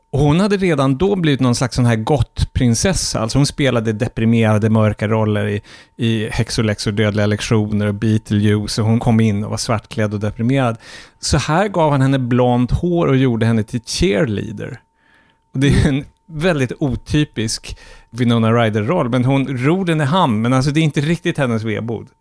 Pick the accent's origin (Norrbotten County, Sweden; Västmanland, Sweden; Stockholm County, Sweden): Norrbotten County, Sweden; Norrfjärden; min barndom i Norrfjärden, som var en slags liten förortsby till Piteå